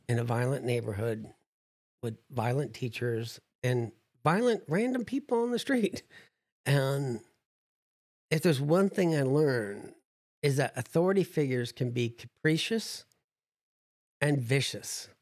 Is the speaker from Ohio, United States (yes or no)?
no; New Jersey, United States; I'm from New Jersey, so I'm a pessimist